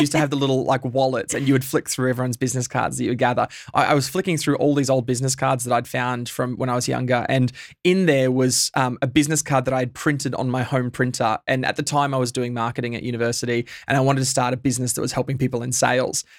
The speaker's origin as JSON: {"language": "English", "town": "Bundaberg", "region": "Queensland", "country": "Australia", "tie": "born or raised there", "moved": "yes", "lives_now": "Melbourne, Australia", "said": "I grew up in Bundaberg. I'm a, a Queenslander by birth"}